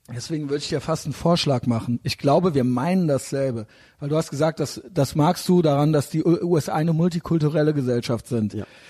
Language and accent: German; Koblenz, Rhineland-Palatinate, Germany; moved away; ich bin aus Koblenz, ja. ja da okay. bin ich ja als kleines Kind schon ans Hochwasser gegangen